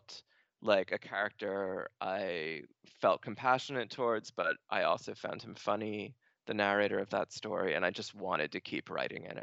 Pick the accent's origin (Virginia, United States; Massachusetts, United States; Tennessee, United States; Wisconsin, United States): Massachusetts, United States; Stoneham; I was born in Stoneham, Massachusetts